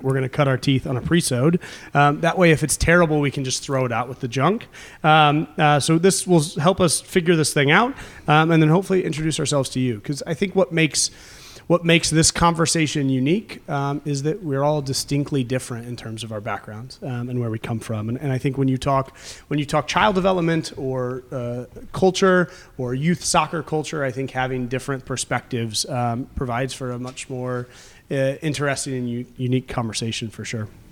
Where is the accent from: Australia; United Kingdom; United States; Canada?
United States; I grew up in the United States